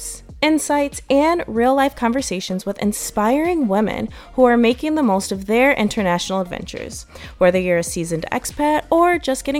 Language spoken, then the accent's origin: English; United States; moved away as an adult; Being an American